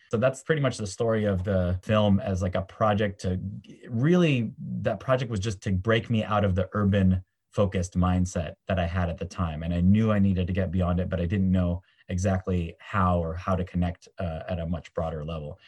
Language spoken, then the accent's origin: English; San Francisco, California, United States; born and raised in San Francisco, California